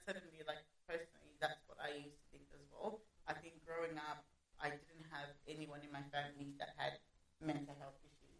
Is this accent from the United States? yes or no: no; Australia; also born or lived in Zimbabwe; I've been living here in Australia for about 14 years. I'm originally from Zimbabwe. Basically grew up here.